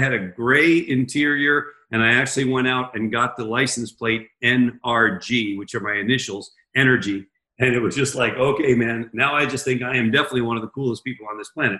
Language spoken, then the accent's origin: English; Washington, District of Columbia, United States; I was born in Washington, D.C., in the exact same hospital that my wife, although four years earlier than she was.